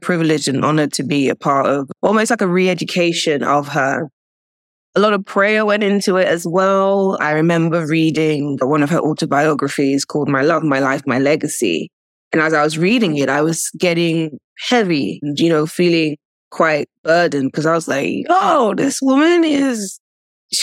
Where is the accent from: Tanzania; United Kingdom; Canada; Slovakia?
United Kingdom; also born or lived in Nigeria; I'm British, Nigerian